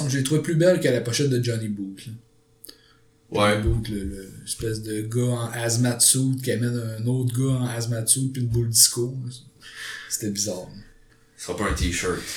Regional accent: Quebec, Canada; mais on va dire … parce qu'on est québécois

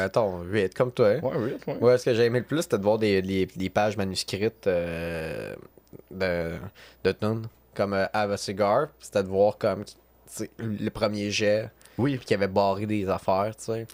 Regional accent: Sorel-Tracy, Quebec, Canada; je viens de Sorel

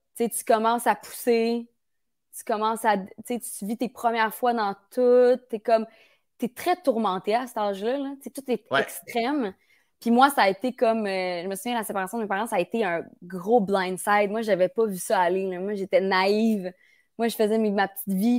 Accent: Bromont, Quebec, Canada; now in Montreal, Canada; moi je viens de Bromont

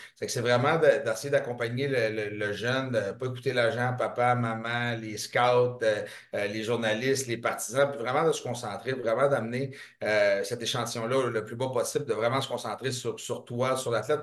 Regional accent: Montreal, Quebec, Canada; je viens de Saint-Henri

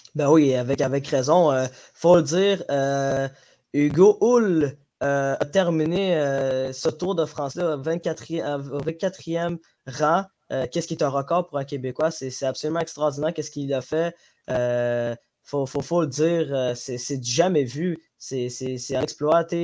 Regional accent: Djibouti; moved away; je viens de Djibouti, Afrique de l'Est

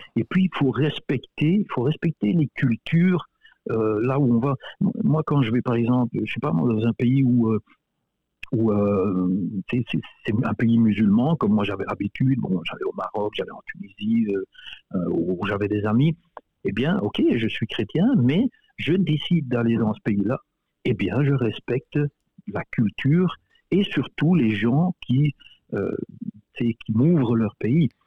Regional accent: Belgium; moved away as an adult; now in Winnipeg, Canada; Je suis né, j'ai grandi en Belgique

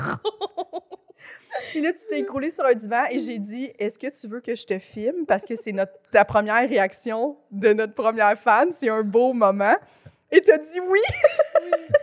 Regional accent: Chambly, Quebec, Canada; Moi, je viens de Chambly

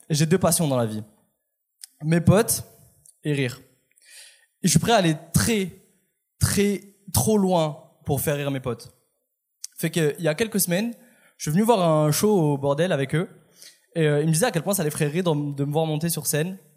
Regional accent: France; je suis français

